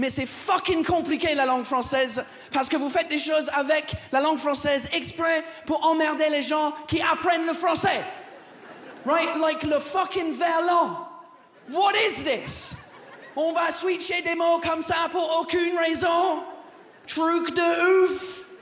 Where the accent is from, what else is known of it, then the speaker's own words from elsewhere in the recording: England, United Kingdom; French is a second language; now in France; très content d'être là, je viens pas d'ici, je viens de l'Angleterre.